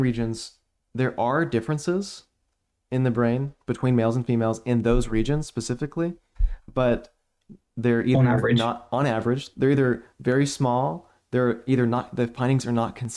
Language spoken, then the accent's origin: English; Oklahoma City, Oklahoma, United States; I'm from Oklahoma City